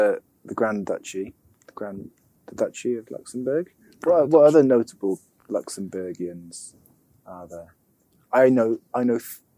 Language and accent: English; United Kingdom; We're British.